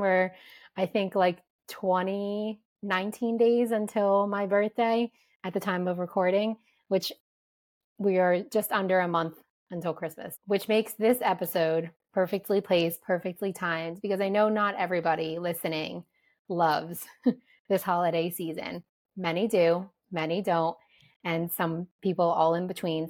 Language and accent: English; New Jersey, United States; growing up in New Jersey